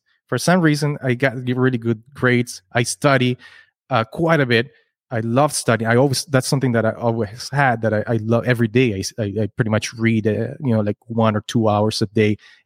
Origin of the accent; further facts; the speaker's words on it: Kitchener, Ontario, Canada; We're from Kitchener, Waterloo